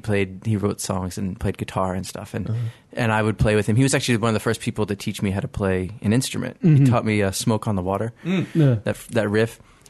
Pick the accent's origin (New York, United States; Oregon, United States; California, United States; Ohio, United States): New York, United States; Stony Brook; I'm from the North Shore, Stony Brook.